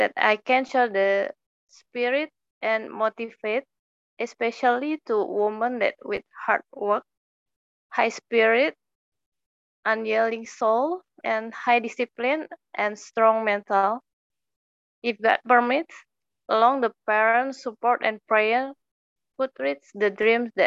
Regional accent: Jakarta, Indonesia; I'm from Jakarta, Indonesia

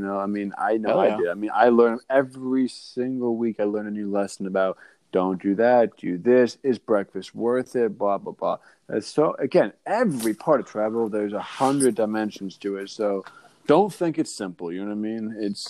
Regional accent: Boston, Massachusetts, United States; My, good, I'm from Boston.

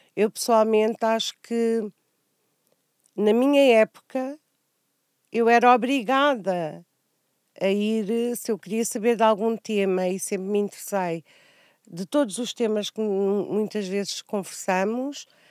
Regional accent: Angoche, Nampula, Mozambique; Nasci em António Enes, um, era, era uma cidade muito pequena, uh, cresci, cresci a brincar uh, na terra

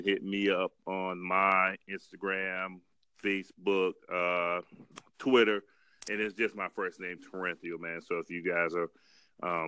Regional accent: Holly Hill, United States; we're all from Holly Hill

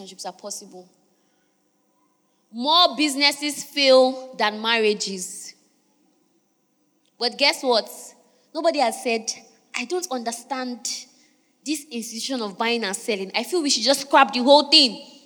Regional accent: Niger Delta, Nigeria; I'm from Niger Delta

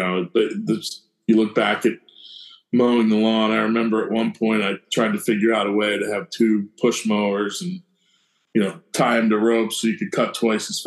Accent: Chadds Ford, Pennsylvania, United States; also born or lived in Delaware; I grew up in Chad's Ford, Unionville High School

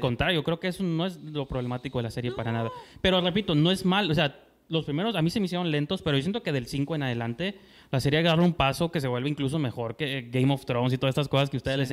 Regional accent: Mexico; como mexicano nunca tuve un prom

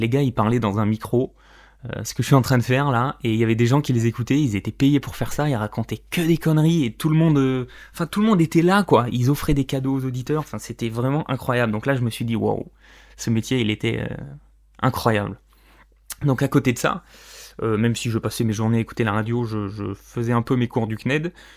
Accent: Corrèze, Limousin, Nouvelle-Aquitaine, France; je suis né euh, en Corrèze dans le Limousin

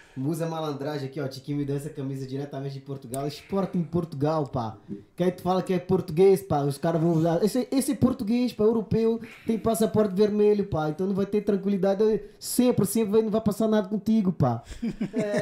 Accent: Brazil; eu não sou português, eu sou brasileiro mesmo

